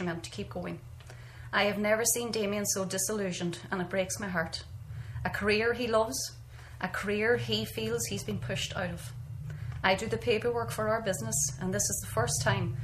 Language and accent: English; North Donegal, Ulster, Ireland; now in West Cork, Ireland; I am from North Donegal